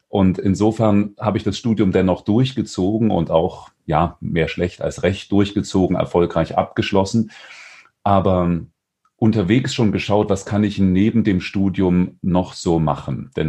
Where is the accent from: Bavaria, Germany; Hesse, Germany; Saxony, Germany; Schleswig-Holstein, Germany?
Saxony, Germany; Dresden; born there; moved away as an adult; also born or lived in Weimar; now in Stuttgart, Germany; Ich komme aus Stuttgart. Gebürtig zwar aus Dresden, in Weimar habe ich studiert, jetzt seit drei Jahren bin ich im Ländle.